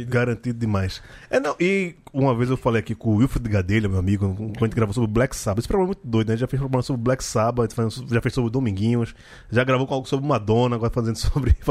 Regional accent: Recife, Pernambuco, Brazil; now in São Paulo, Brazil; Aí, eu, quando eu vim de Recife pra vir aqui em São Paulo, sei lá, a gente tem uma coisa mais, né, swingada, muita coisa, do, sabe, do... De, de afoxé, de maracatu.

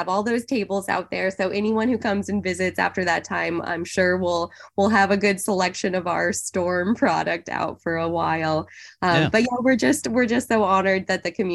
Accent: Central Oregon, United States; So I grew up in Central Oregon. My family's all in the Bend, Oregon area.

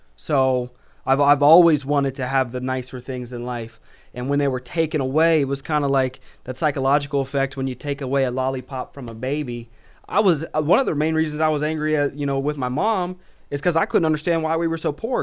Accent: Little Rock, Arkansas, United States; I grew up in Little Rock, Arkansas

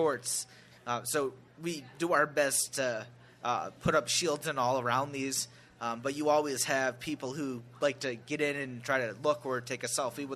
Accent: Oklahoma, United States; I'm from Oklahoma

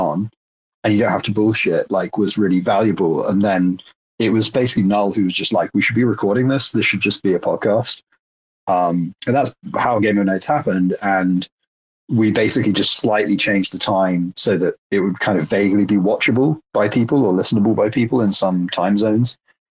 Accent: United Kingdom; as a British person

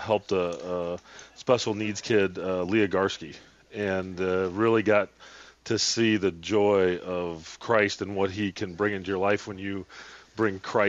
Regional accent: Eau Claire, Wisconsin, United States; moved away as an adult; now in Tampa Bay, United States; I grew up in Wisconsin. I was born and raised.

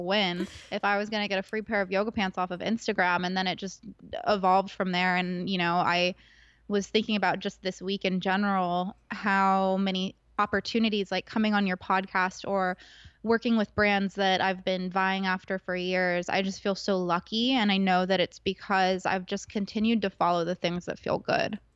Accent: Agoura Hills, California, United States; growing up in Southern California, I went to school in Agora, which is next door neighbors to the Kardashians in Calabasas.

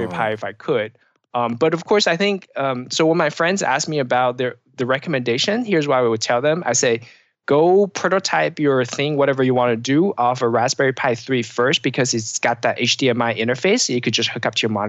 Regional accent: Pacific Northwest, United States; Um, so I'm from the Pacific Northwest

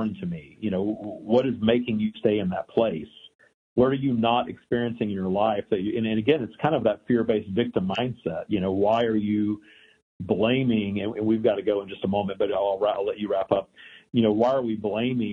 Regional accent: Louisiana, United States; also born or lived in Texas; I grew up in the South. I was born in Texas. I grew up in Louisiana

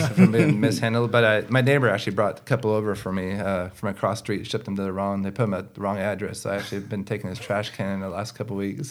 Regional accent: West Coast, United States; growing up on the West Coast

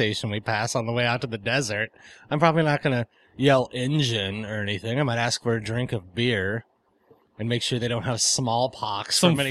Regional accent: Chicago, Illinois, United States; I'm from Chicago.

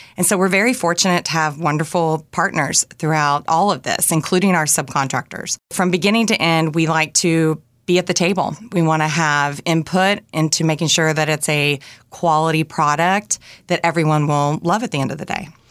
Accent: Bluff City, Tennessee, United States; moved away; I grew up in a town called Bluff City. It was population 1500, located in East Tennessee

